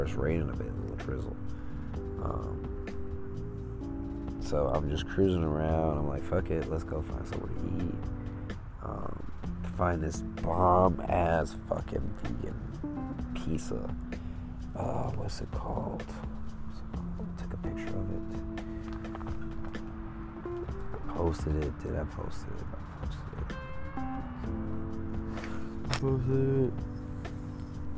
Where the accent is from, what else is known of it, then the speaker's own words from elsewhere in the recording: Chicago, Illinois, United States; I'm from Chicago